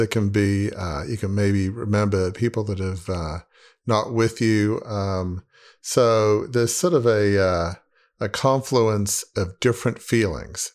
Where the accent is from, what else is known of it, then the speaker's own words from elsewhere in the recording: Australia; moved away as an adult; now in United States; growing up in Australia, sure, we had, you know, Christmas, uh, but we did not have Thanksgiving.